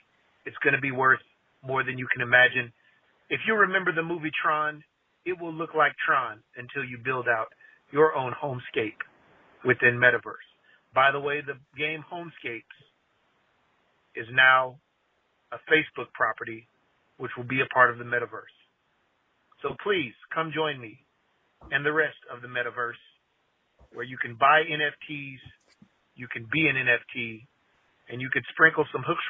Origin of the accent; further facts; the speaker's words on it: Texas, United States; now in Utah, United States; born and raised in Texas, but currently living in Utah.